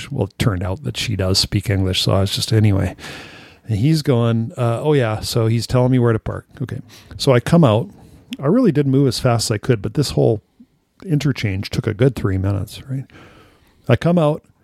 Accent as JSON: {"language": "English", "region": "California", "country": "United States", "tie": "born or raised there", "said": "I remember first encountering it at the neighbors growing up in California."}